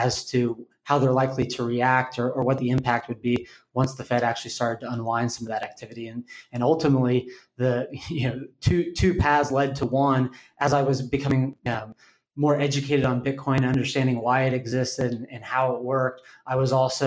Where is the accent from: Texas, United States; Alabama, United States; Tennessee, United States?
Texas, United States; Austin; moved away; I'm originally from Austin, moved back here a couple of years ago